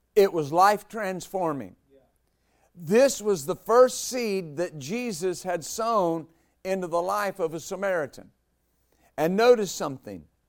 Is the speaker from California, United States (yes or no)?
no; West Texas, United States; When I was a boy growing up in West Texas